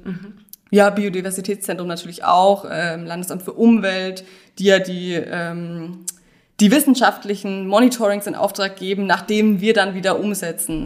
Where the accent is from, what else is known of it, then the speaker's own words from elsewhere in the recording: Bad Kissingen, Bavaria, Germany; moved away as an adult; also born or lived in Freiburg; Ich bin geboren in Bad Kissingen und ähm, lebe da mittlerweile auch wieder